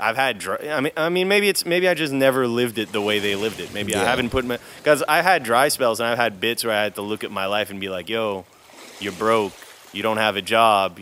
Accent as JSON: {"language": "English", "town": "Montreal", "region": "Quebec", "country": "Canada", "tie": "born or raised there", "also_born_or_lived": "Vietnam", "said": "I grew up in Montreal"}